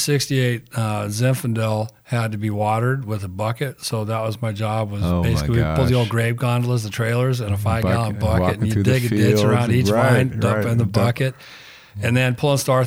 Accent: Rancho Palos Verdes, California, United States; also born or lived in Napa Valley, California; We lived in Palos Verdes in a town called Lunada Bay. It's now called Rancho Palos Verdes. It's all the million-dollar houses. When I grew up out there

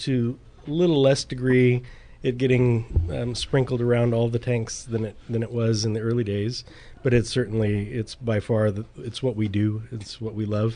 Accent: Dry Creek Valley, Sonoma County, California, United States; Julie and I grew up in Dry Creek before it was the Dry Creek Valley.

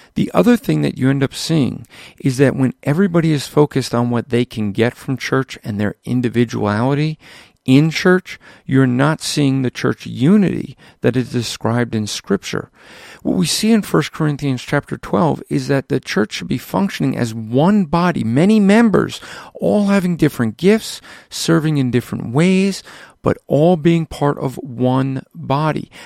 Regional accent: United States; us as American Christians

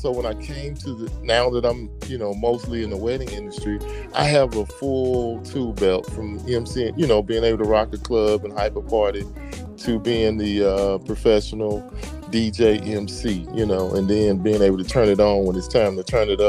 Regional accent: Mississippi, United States; moved away as an adult; also born or lived in Turkey; I grew up in Mississippi listening to a radio station out of New Orleans

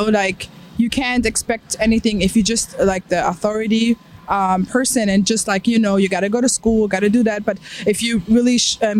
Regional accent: Germany; moved away; I grew up being agnostic because of all the science and all how I grew up in Germany

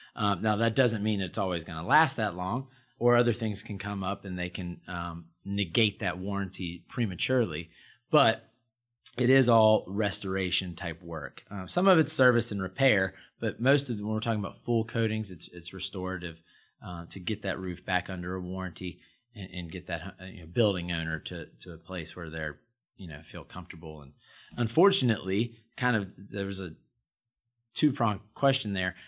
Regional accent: Durham, North Carolina, United States; I'm a Carolina boy, born and bred. I was born in Durham, went to Appalachian State.

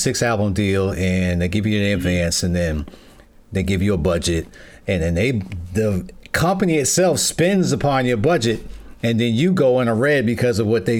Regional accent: New York, United States; moved away; I'm originally from New York, and I've bounced okay. around. My dad was in the military, so I've been various different states, and I'm in Ohio right now.

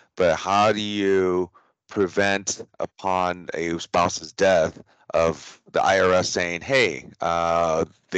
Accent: United States; also born or lived in Taiwan; I grew up in the United States. So I've been here 39 years.

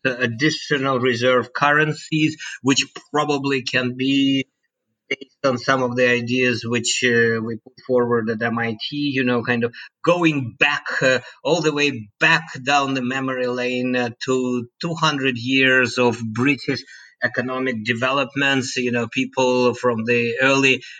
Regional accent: Moscow, Russia; moved away; I was born and bred in Moscow

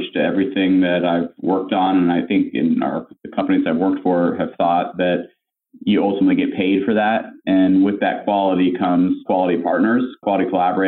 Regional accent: North Carolina, United States; moved away as an adult; also born or lived in Atlanta; I grew up in North Carolina

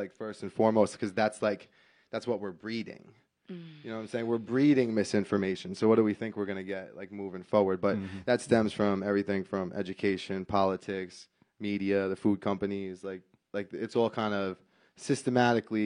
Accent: Lindenhurst, New York, United States; I grew up Suffolk County, Long Island, suburbs

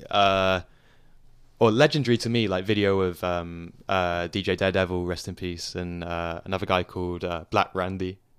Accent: Surrey, suburbs of London, South East England, United Kingdom; moved away as an adult; now in Leicester, United Kingdom; I grew up in, uh, the suburbs of London. I lived in London, well, me and my family lived in London for a few years, and then we moved to the suburbs when I was, like, seven. So, to Surrey, which is the county just south of London.

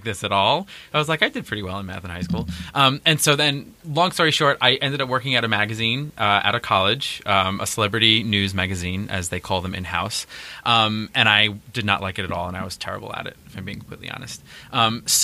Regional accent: New York City, New York, United States; moved away as an adult; now in Long Island, United States; I'm originally from Queens. Yeah, I grew up in Queens. I lived there until I was about 23, 24

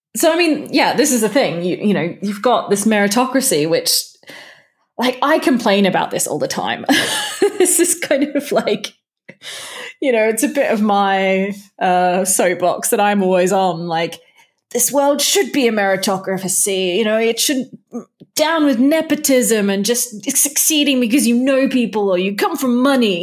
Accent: Perth, Western Australia, Australia; my hometown of Perth, Western Australia.

